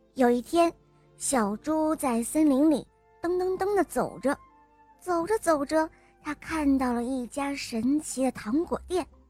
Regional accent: Xuzhou, Jiangsu, China; 我今年五岁了，我来自江苏徐州

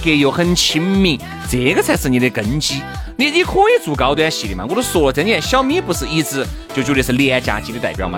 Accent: China; 作为一个中国人

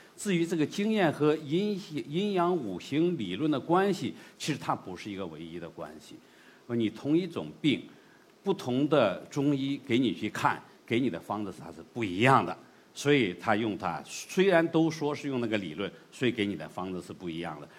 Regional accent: China; 我们中国人的东西

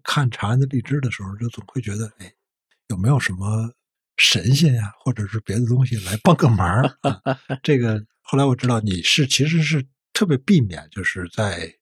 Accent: Beijing, China; 我姥姥家住白大寺

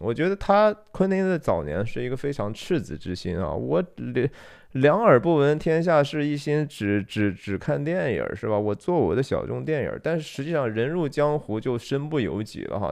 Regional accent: China; 我，中国人

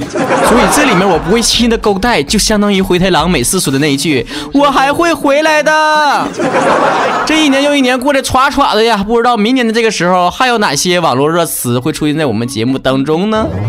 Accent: Northeast China, China; accent: Northeastern Mandarin; 作为东北人

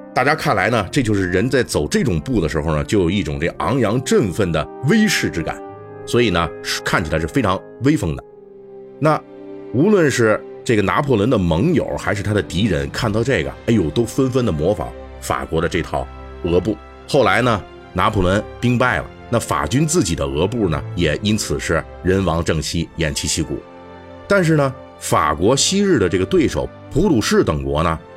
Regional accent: China; 我们中国人自己的特色

